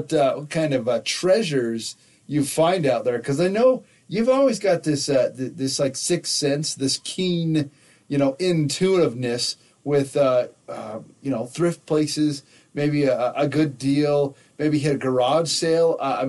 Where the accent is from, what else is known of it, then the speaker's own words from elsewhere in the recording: Nevada, United States; also born or lived in Southern California; So back when I was a kid, I grew up in Nevada. There's a good little episode that talks all about that. But before that, we lived in Southern California.